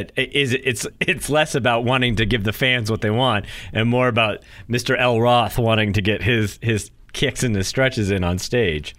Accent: Durham, New Hampshire, United States; moved away; I grew up in Durham

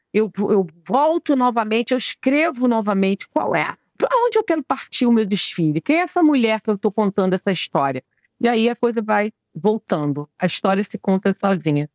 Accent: Brazil; eu nasci no Brasil

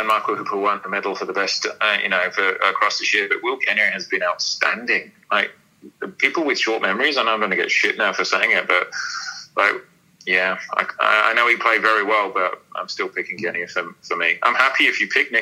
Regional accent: England, United Kingdom; as an Englishman

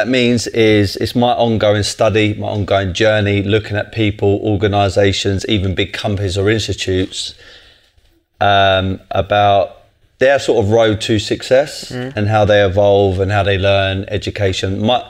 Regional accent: London, United Kingdom; I'm from Tulse Hill, not too far away.

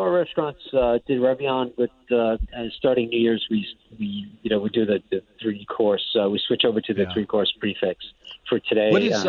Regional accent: Providence, Rhode Island, United States; I'm originally from Providence, Rhode Island

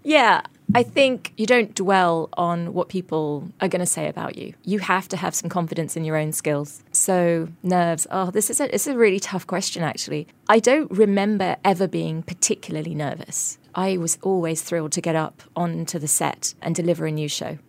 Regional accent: coastal town in England, United Kingdom; moved away as an adult; now in Singapore; my hometown, which was this coastal town in England

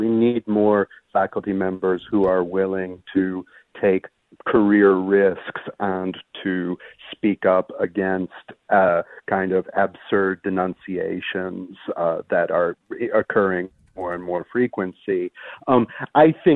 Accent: United States; moved away as an adult; now in France; I'm an American who's been based in France for 7 years.

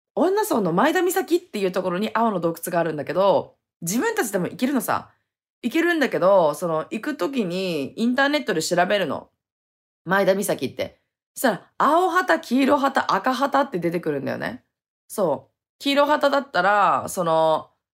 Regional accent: Hokkaido, Japan; now in Okinawa, Japan; 北海道にすぐ帰ろうって思って

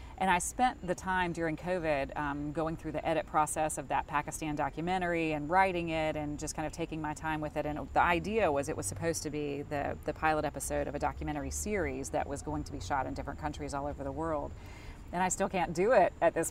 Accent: Charlotte, North Carolina, United States; an anchor in my hometown

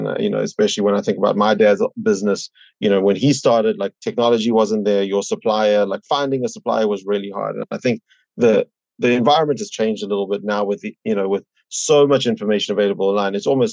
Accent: South Africa; moved away as an adult; now in New York, United States; I'm originally from South Africa, you know, came here about 10 years ago for grad school

